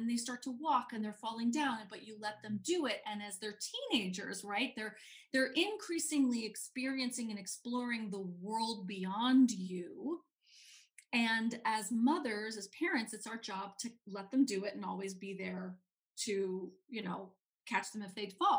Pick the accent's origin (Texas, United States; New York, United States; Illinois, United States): New York, United States; New York City; I grew up in New York City. I grew up in Manhattan on the Upper West Side